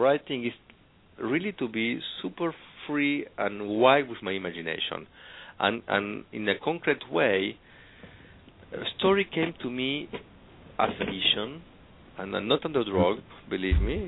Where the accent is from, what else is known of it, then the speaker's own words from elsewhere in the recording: Argentina; English is a second language; now in Paris, France; I'm from Argentina, living in Paris